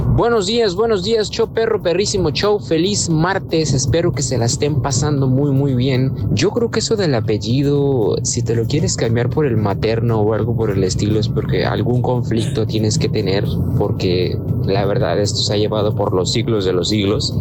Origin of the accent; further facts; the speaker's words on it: United States; mis padres son hispanos, yo soy ciudadano americano